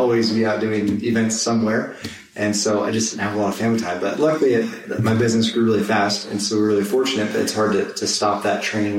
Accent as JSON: {"language": "English", "town": "San Diego", "region": "California", "country": "United States", "tie": "born or raised there", "also_born_or_lived": "Utah / San Jose", "moved": "as an adult", "said": "I am a born and bred San Diegan and just raised surfing"}